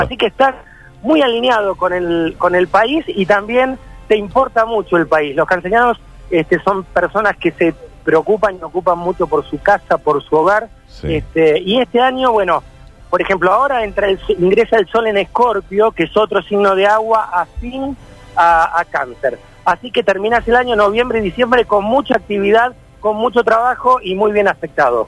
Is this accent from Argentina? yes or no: yes; Argentina; y soy argentino